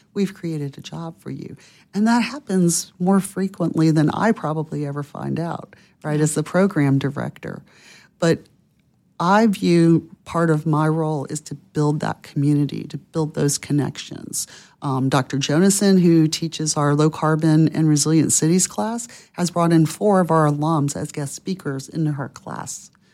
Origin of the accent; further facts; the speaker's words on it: Pensacola, Florida, United States; my hometown of Pensacola, Florida